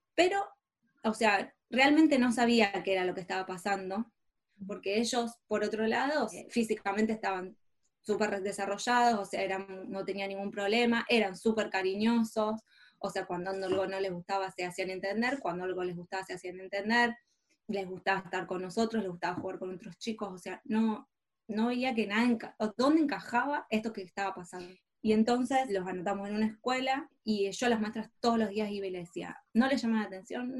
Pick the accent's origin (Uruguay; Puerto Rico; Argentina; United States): Argentina; Rosario, Santa Fe; moved away as an adult; now in Barcelona, Spain; nací en Rosario, una ciudad muy tradicional